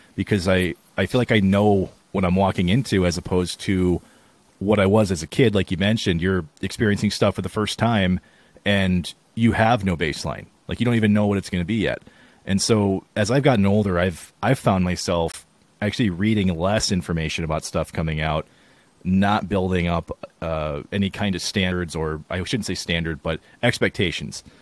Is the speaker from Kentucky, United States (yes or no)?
no; Wisconsin, United States; I was born in Wisconsin